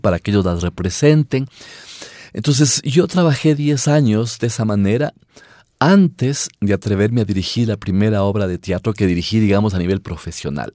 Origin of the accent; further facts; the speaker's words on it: Riobamba, Chimborazo, Ecuador; yo viví en una ciudad y me imagino que pasó, pasaba igual en todas las provincias, en Riobamba, yo soy de Riobamba